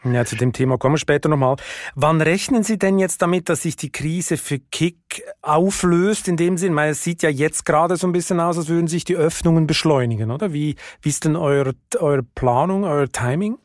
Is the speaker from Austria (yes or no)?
no; Switzerland; moved away; mein Heimatland